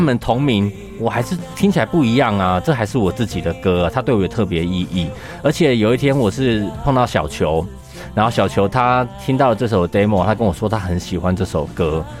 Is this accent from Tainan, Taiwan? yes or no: no; Keelung, Taiwan; now in Taipei, Taiwan; 一样是基隆人的…